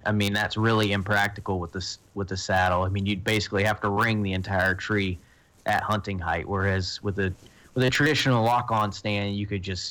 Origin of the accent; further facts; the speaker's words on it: Florida, United States; now in Colorado, United States; I moved from Florida to Colorado, and I mean, I was dealing with 100% public land hunting. I was no longer using, you know, like family gear, you know, because growing up hunting with my family